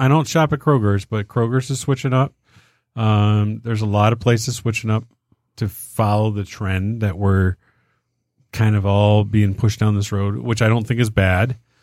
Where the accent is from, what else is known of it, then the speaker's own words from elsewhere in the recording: Detroit, Michigan, United States; we're from Detroit